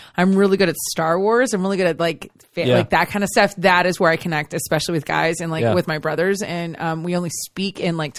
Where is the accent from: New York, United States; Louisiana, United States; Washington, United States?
Louisiana, United States; moved away; also born or lived in Houston, Texas; I grew up in Louisiana